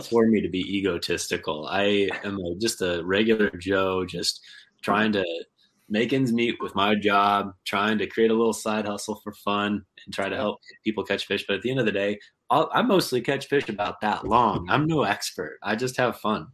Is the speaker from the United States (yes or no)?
yes; Kansas, United States; also born or lived in California / Arkansas; now in Southwest Michigan, United States; I grew up in Kansas, which is a lot more of just like farm ponds and and small reservoirs